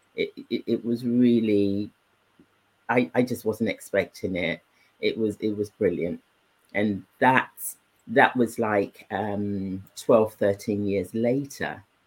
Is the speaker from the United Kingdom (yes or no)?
yes; England, United Kingdom; also born or lived in Nigeria; I was brought up in England. Yeah. Um, I was nine when I left Nigeria, and all my upbringing, even when I was in Nigeria, was um, with English speaking communities